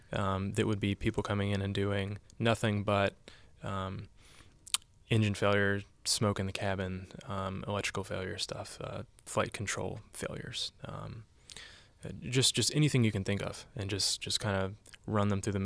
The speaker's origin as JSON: {"language": "English", "region": "the South", "country": "United States", "tie": "born or raised there", "said": "I grew up in the South. I came here and I started asking myself questions."}